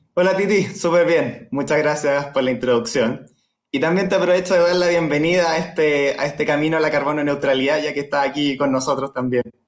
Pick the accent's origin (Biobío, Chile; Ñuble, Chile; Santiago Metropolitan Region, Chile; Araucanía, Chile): Ñuble, Chile; Chillán; Yo de hecho soy de Chillán